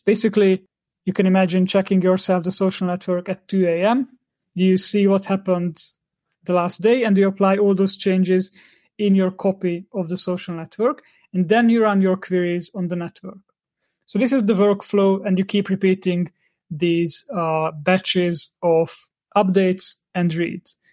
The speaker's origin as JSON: {"language": "English", "country": "Hungary", "said": "I'm from Hungary"}